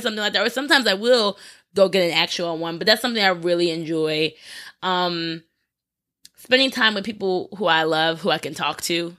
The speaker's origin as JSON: {"language": "English", "region": "New Jersey", "country": "United States", "also_born_or_lived": "Greensboro, North Carolina", "moved": "yes", "lives_now": "New York, United States", "said": "I was in Greensboro and I was like, North Carolina, but I'm from Jersey. So coming back up here, it bring me closer to home."}